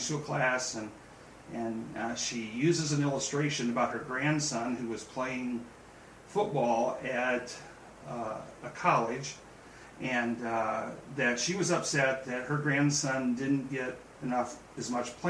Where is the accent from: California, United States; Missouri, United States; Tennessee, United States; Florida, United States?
California, United States; born or raised there; also born or lived in Bryan, Ohio